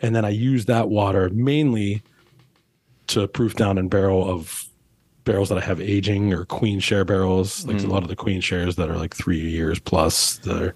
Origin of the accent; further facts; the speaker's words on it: Pittsburgh, Pennsylvania, United States; now in New Orleans, United States; we grew up in Pittsburgh